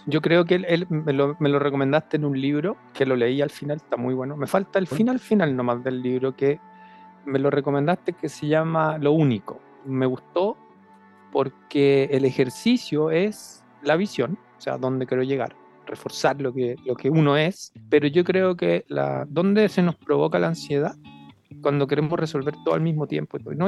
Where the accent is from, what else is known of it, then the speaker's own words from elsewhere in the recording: Chile; como buen chileno